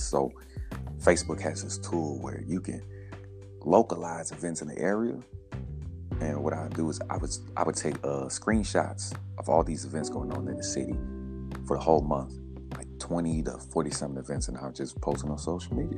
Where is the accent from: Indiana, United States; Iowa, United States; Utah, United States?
Indiana, United States; Indianapolis; born and raised in Indianapolis, Indiana, northeast side.